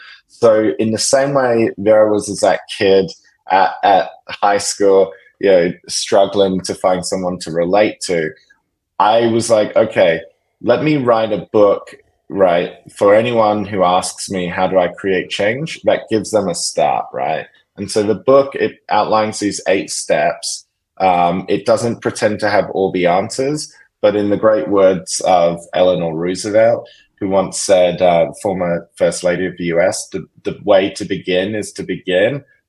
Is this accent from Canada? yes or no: no; Perth, Western Australia, Australia; You know, growing up in Australia, you know, I grew up in Perth, which is the most isolated city in the world, in the southwest of that great big continent.